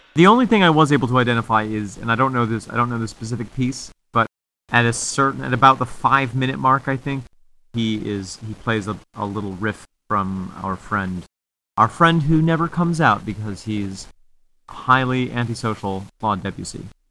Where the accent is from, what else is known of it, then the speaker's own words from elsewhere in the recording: Mexico, New York, United States; Casey's Cottage is a historical cottage in my hometown of Mexico, New